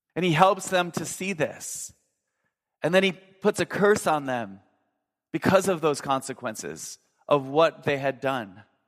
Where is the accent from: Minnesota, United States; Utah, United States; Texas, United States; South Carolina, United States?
Minnesota, United States; I grew up in Minnesota